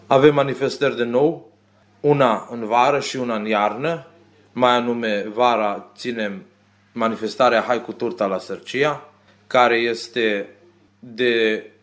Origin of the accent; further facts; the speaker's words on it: Romania; iubirea de românism, că eu sunt român și asta îmi place să fac